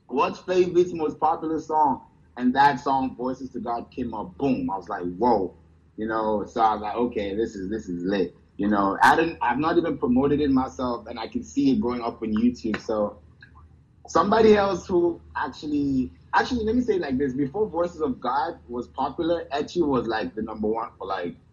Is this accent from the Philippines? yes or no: no; New York, United States; and I'm from New York, so.